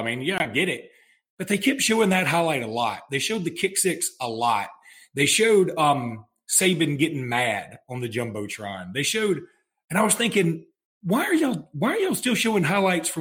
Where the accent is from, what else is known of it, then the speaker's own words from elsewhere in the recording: Alexander City, Alabama, United States; I was born and raised in Ellic City